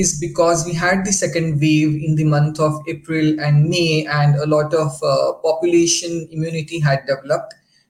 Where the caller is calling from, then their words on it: Delhi, India; I'm calling from Delhi.